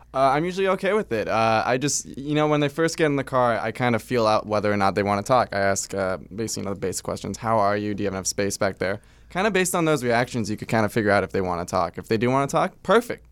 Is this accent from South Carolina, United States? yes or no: no; Orange County, California, United States; also born or lived in Los Angeles; I grew up in Orange County, and I live here in L A now